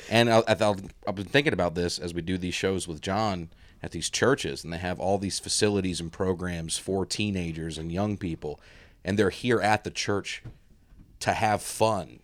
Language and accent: English; Alabama, United States; now in Tennessee, United States; grow up in Alabama and live in Tennessee